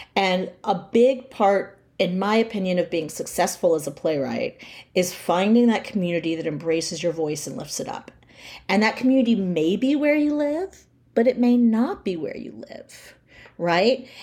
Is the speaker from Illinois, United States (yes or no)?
no; near Tallahassee, rural North Florida, United States; I grew up near Tallahassee, Florida, in rural North Florida